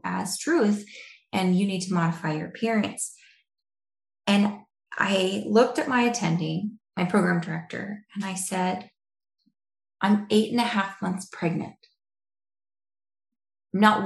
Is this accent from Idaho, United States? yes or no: yes; Idaho, United States; moved away as an adult; also born or lived in Detroit; I am from Idaho